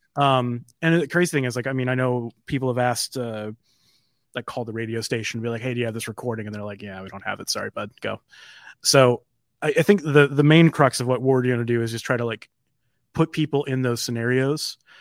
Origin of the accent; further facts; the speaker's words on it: Midwest, United States; being a Midwesterner